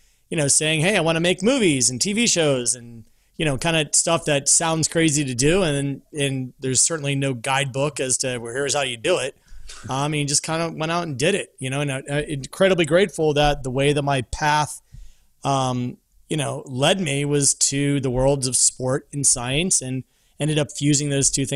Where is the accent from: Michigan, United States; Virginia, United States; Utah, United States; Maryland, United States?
Virginia, United States; Vienna; moved away as an adult; also born or lived in Park City / Los Angeles; now in Atlanta, United States; I was born and raised in Vienna, Virginia, as a boy right outside of DC